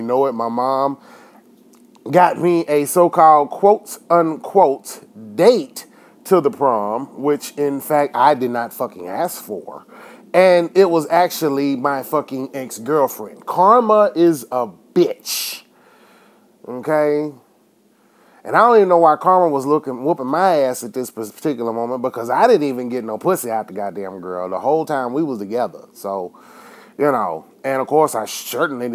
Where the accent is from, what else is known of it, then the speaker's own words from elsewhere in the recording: Enid, Oklahoma, United States; my hometown here where I'm living now, Enid, Oklahoma